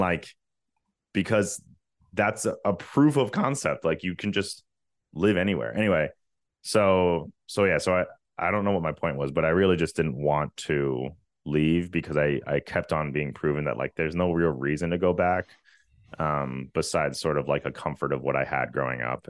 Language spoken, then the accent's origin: English; Virginia, United States; moved away as an adult; also born or lived in Richmond; now in Los Angeles, United States; I'm from Virginia.